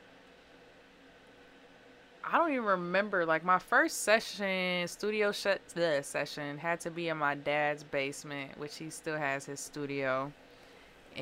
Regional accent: Springfield, Illinois, United States; now in Waukegan, United States; I'm from Springfield, Illinois.

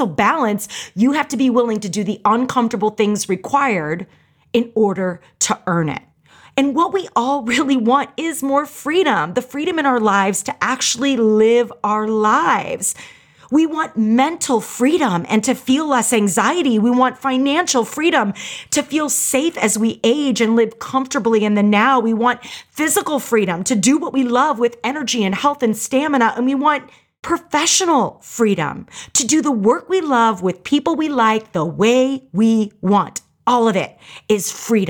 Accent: St. Louis, Missouri, United States; I grew up in St. Louis, Missouri

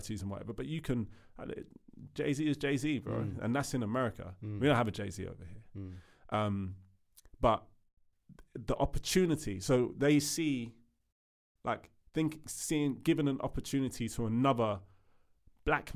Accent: United Kingdom; also born or lived in Sierra Leone; I've lived here all my life, but I'm Sierra Leonean

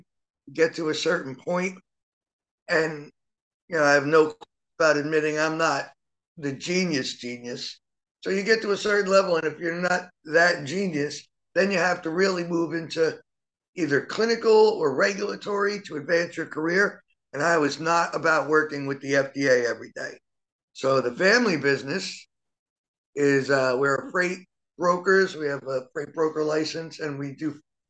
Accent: Maywood, New Jersey, United States; also born or lived in Passaic, New Jersey; I've lived in New Jersey my entire life, yes. Maywood, went to Seton Hall

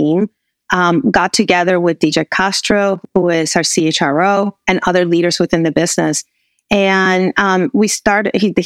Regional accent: Puerto Rico; moved away as an adult; also born or lived in Texas; now in United States; raised in Puerto Rico, went to university in the U.S., started back my career with GE in Puerto Rico

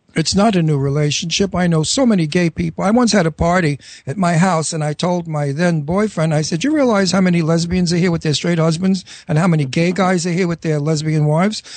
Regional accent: New York City, New York, United States; accent: New York accent; Astoria accent; moved away; I'm from Astoria

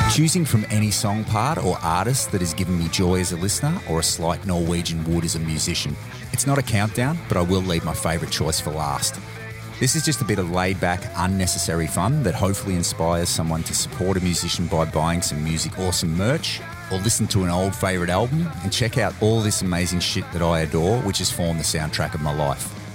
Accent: Australia; as an Australian

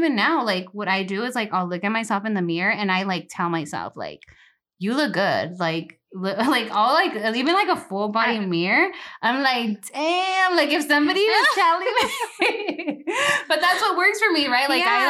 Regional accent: Delano, California, United States; I'm all Delano. I mean, like, even my siblings, like, I remember growing up

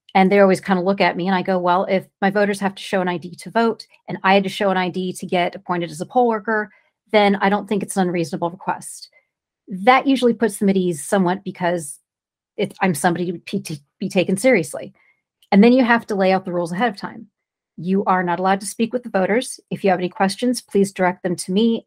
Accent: California, United States; I'm from California.

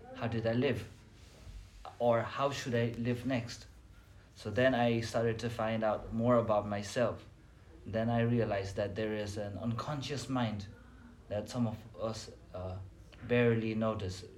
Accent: Nepal; moved away as an adult; now in China; I'm from Nepal

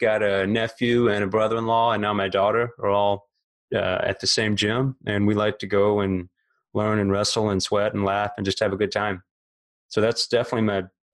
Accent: Alabama, United States; moved away as an adult; also born or lived in Memphis, Tennessee; now in Florida, United States; I grew up in the South, born in Alabama, lived there about 25 years, another 15 in Memphis, Tennessee, and now here in Florida

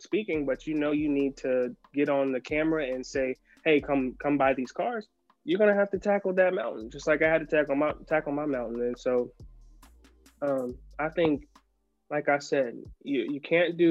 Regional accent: South Carolina, United States; I'm from the South, you know, I'm from South Carolina.

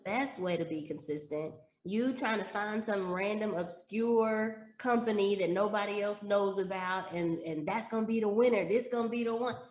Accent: Dallas, Texas, United States; moved away as an adult; also born or lived in Chicago; I grew up in Dallas

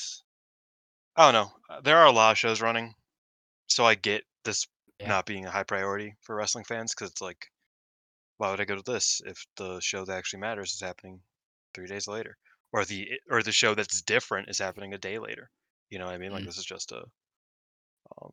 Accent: Chicago, Illinois, United States

